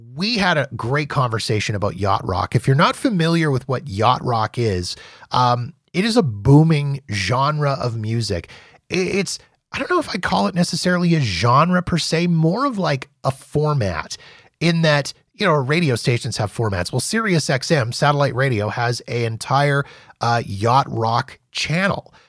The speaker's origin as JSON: {"language": "English", "town": "Winnipeg", "region": "Manitoba", "country": "Canada", "tie": "born or raised there", "said": "my hometown of Winnipeg"}